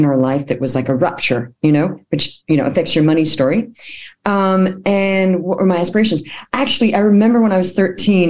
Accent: Perth, Western Australia, Australia; moved away; also born or lived in Bay Area, California, United States / Melbourne, Australia; I was born in California, in the Bay Area. And then we actually moved to Australia when I was seven

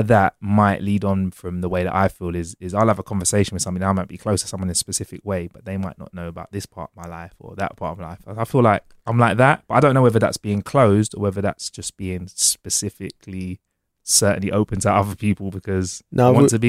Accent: London, United Kingdom; also born or lived in Preston / Manchester; I've always lived in the centre of London. But I've spent a few years out of London when I was studying. I went to the northwest of the UK, Preston, Manchester.

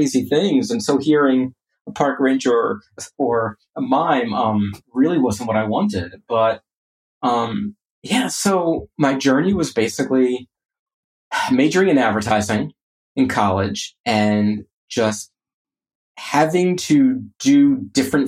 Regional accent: Orlando, Florida, United States; I grew up in Orlando

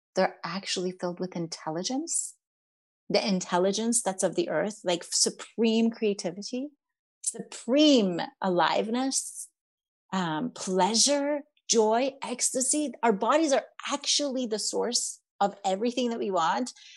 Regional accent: Iran; now in United States; growing up in Iran

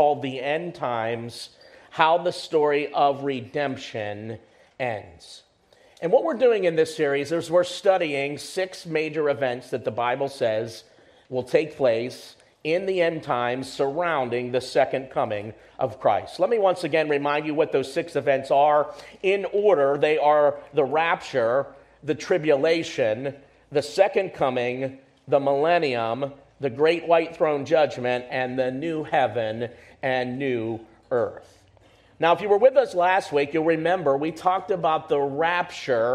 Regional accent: United States; we're Americans, we grew up in the American school system

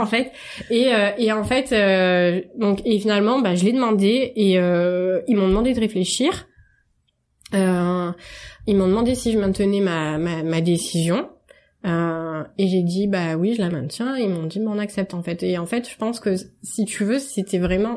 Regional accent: Marseille, Provence-Alpes-Côte d'Azur, France; je suis marseillaise

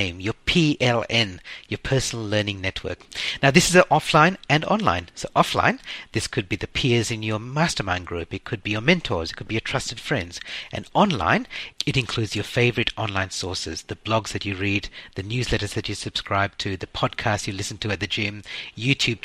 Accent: Sri Lanka; I was born in Sri Lanka, and growing up, we always spoke English in our household, but there's an occasional smattering of Sinhalese words

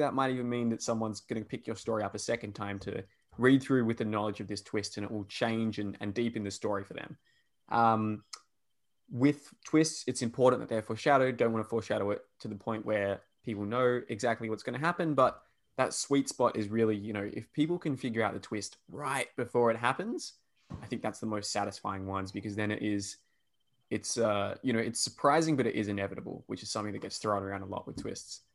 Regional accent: Perth, Western Australia, Australia; accent: Australian; Insulting my country, Rob, because that's how we all sound here

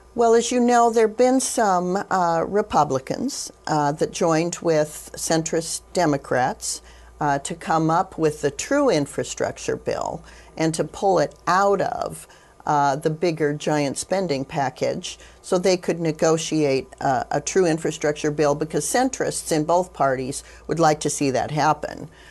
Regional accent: Wyoming, United States; having been born and raised in Wyoming, uh, being, uh, a fourth generation, uh, Wyoming, uh, native

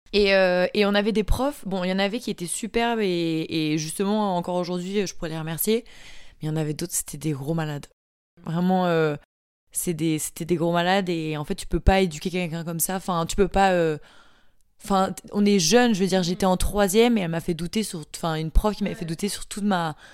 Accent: Marseille, Provence-Alpes-Côte d'Azur, France; also born or lived in Paris; je viens de Marseille. Je suis née à Paris, mais j'ai vécu à Marseille

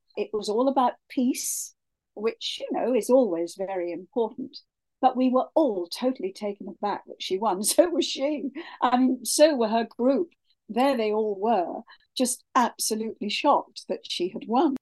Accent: Kent, South East England, United Kingdom; moved away; also born or lived in Sydney, Australia; I am English, born in Kent

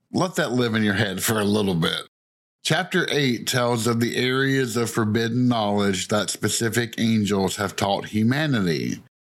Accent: the South, Southern United States, United States; accent: thick southern; my thick southern accent

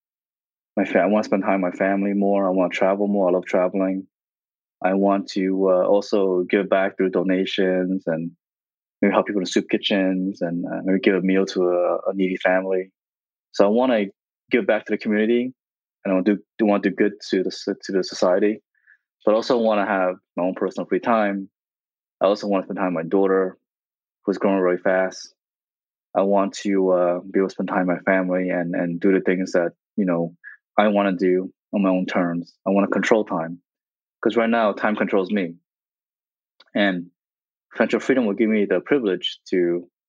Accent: New Jersey, United States; also born or lived in Vietnam; Growing up in New Jersey.

